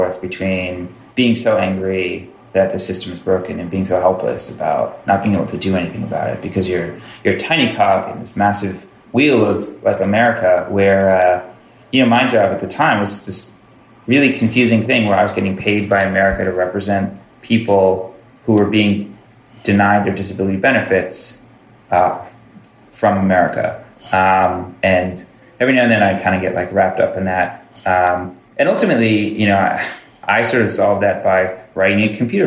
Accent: Westchester County, New York, United States; moved away as an adult; also born or lived in Chicago; I grew up in Westchester County, which is a relatively affluent part of suburb of New York City

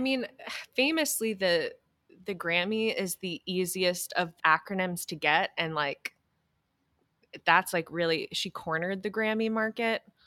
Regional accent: New Hampshire, United States; I am from New Hampshire

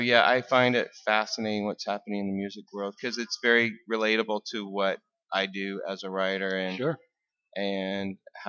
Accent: Burbank, Washington, United States; also born or lived in The Dalles, Oregon / Grand Coulee, Washington; I grew up in the Dalles. I was born in the Dalles, and then it gets a lot worse. ended up in a little town called Grand Coulee, and then I ended up in a town called Burbank, Washington, outside of the Tri-Cities.

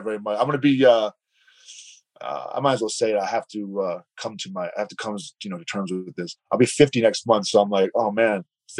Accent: East Coast, United States; I have a group of guys that I grew up with on the East Coast from grade school who were still friends to this day, close friends.

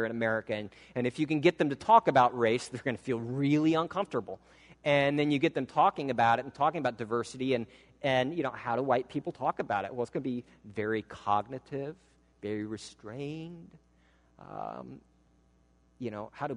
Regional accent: Midwestern American, United States; accent: Midwestern American; I speak in what's considered more or less a Midwestern American accent

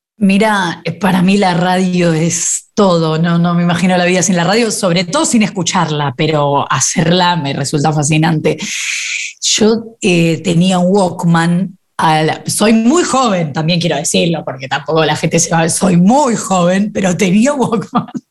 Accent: Buenos Aires, Argentina; soy muy porteña, nací en, eh, no sé cómo se llamaba en ese momento, pero hoy debe ser alguno de los Palermos

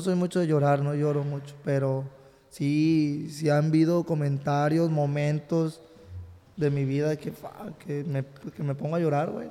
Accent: Ciudad Guzmán, Jalisco, Mexico; also born or lived in Texas; now in California, United States; Yo nací en Jalisco, en Ciudad Guzmán, Jalisco, nací por ahí

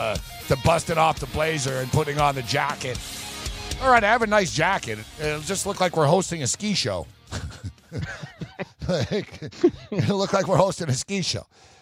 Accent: Canada; And I'm Canadian.

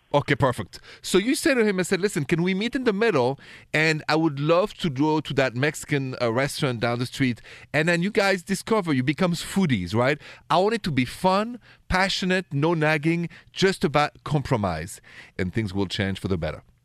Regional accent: Paris, Île-de-France, France; accent: thick French; English is a second language; moved away; I have a thick French accent because I'm from France, from Paris originally

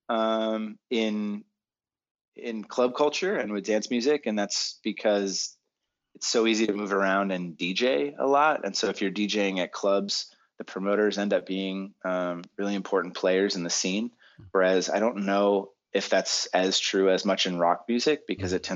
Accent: Boston, Massachusetts, United States; now in California, United States; when I moved, I was I'm from Boston. Maybe typical masshole.

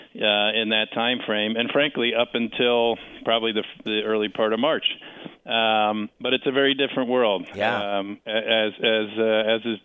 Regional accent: Washington, District of Columbia, United States; right here in my hometown of Washington

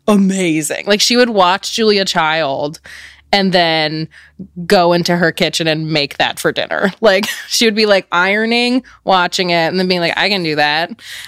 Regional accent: Richmond, Virginia, United States; also born or lived in New Jersey; I was born in New Jersey, but I grew up in Richmond, Virginia.

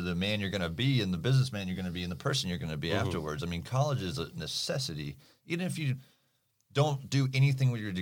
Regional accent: Islamorada, Florida, United States; also born or lived in Miami, Florida; I'm definitely from Isla Mirada, born and raised, went to school down there

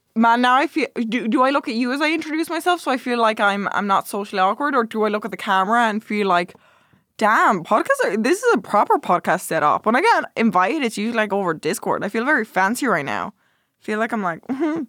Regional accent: Ireland; I'm Irish. I'm Irish.

